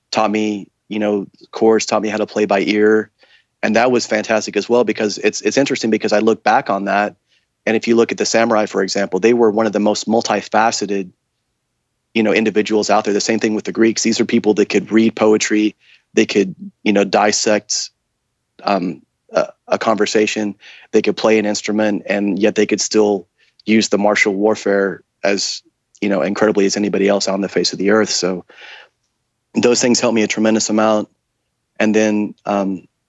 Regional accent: Tulsa, Oklahoma, United States; I was born in the Midwest, born in Tulsa, Oklahoma, raised in a small town

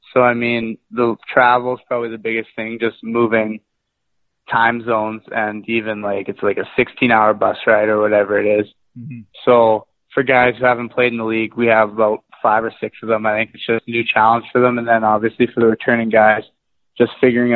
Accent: Winnipeg, Manitoba, Canada; now in Portland, United States; I'm from Winnipeg, Manitoba, just kind of in the center of Canada

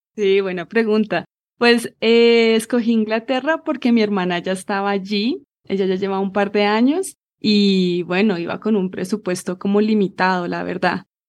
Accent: Bogotá, Colombia; accent: Rola; moved away as an adult; also born or lived in England; Nací en la ciudad de Bogotá, crecí acá, estudié acá

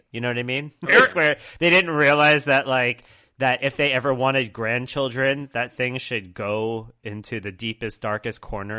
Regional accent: Brooklyn, New York, United States; so I went to very few bar mitzvahs in Long Island because I grew up in Brooklyn until I was about 14. And so my bar mitzvah was held in Brooklyn with a bunch of people who were not Jewish.

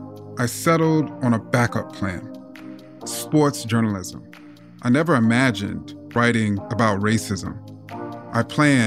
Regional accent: United States; also born or lived in Queens, New York / Manassas, Virginia; I played baseball and basketball the longest growing up in Queens, New York, and Manassas, Virginia.

